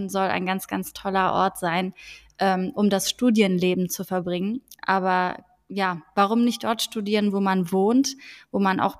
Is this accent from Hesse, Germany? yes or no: yes; Frankfurt, Hesse, Germany; now in Cologne, Germany; Ich bin eigentlich in Frankfurt am Main aufgewachsen, bin dann aber irgendwie in Köln gelandet